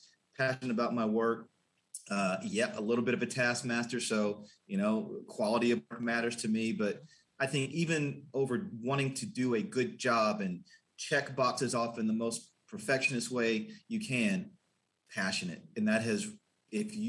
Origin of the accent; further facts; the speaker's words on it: Lexington, Kentucky, United States; also born or lived in Austin, Texas; now in Dallas, United States; I was born in Lexington, Kentucky. So a UK fan growing up, a passionate town, moved to Austin, Texas